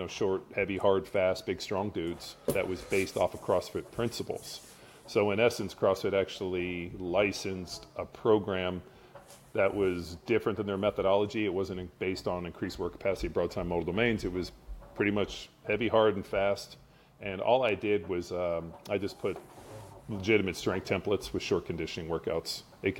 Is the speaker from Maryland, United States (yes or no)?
no; Southern California, United States; moved away as an adult; now in Austin, United States; Grew up in Southern California